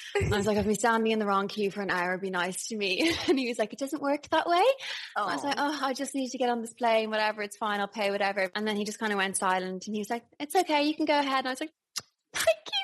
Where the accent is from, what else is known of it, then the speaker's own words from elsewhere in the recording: Ireland; accent: Irish; moved away; Hello from Ireland. I'm back and I'm very Irish because I'm around my people